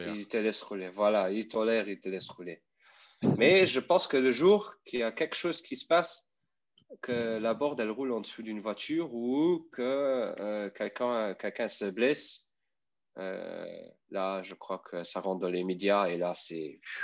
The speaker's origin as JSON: {"language": "French", "country": "Luxembourg", "second_language": "French", "said": "je viens de Luxembourg"}